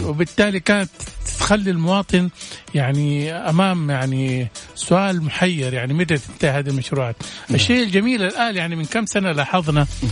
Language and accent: Arabic; Saudi Arabia; احنا عندنا في السعوديه